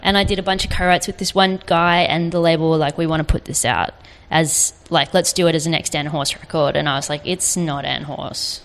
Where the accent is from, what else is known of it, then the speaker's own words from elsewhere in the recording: Gold Coast, Queensland, Australia; I grew up on the Gold Coast.